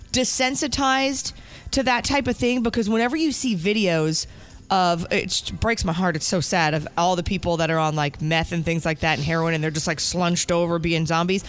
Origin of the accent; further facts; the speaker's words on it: New Jersey, United States; moved away; my parents were born in New York, I grew up in New Jersey